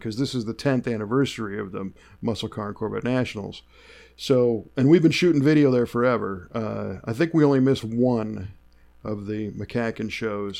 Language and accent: English; Chicago, Illinois, United States; moved away as an adult; also born or lived in Southern California; I grew up in Chicago. I know the snow.